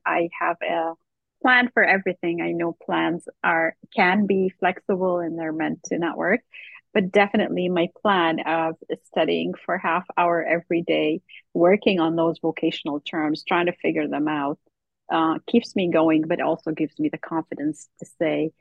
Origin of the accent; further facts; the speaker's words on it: Lebanon; now in Canada; I was born in Lebanon and raised in Lebanon